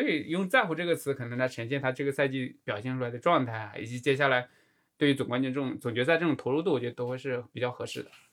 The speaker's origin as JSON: {"language": "Chinese", "country": "China", "said": "我们中国人讲的这种侠客风"}